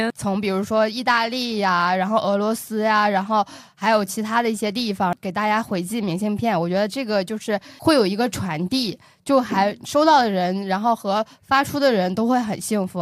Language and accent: Chinese; Northeast China, China; moved away; also born or lived in Inner Mongolia; 我带着另一个东北人